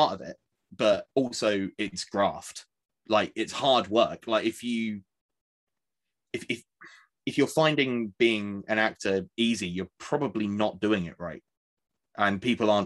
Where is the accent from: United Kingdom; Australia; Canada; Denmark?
United Kingdom; Essex, East of England; I grew up in Essex